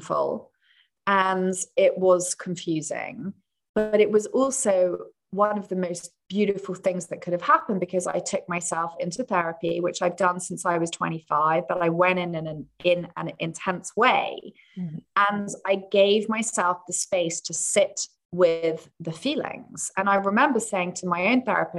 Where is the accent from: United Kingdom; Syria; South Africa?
United Kingdom; England; I'm English